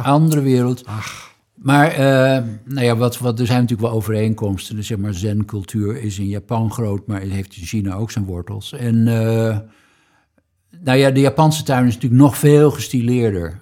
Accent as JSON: {"language": "Dutch", "region": "Groningen", "country": "Netherlands", "said": "we weten allemaal als Groningers"}